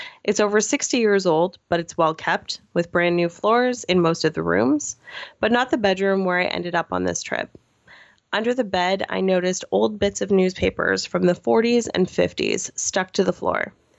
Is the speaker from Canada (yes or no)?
yes; Nova Scotia, Canada; moved away; My hometown is a former mining town in Nova Scotia. Growing up, I hated the place. And so as soon as the opportunity to leave presented itself, I was gone.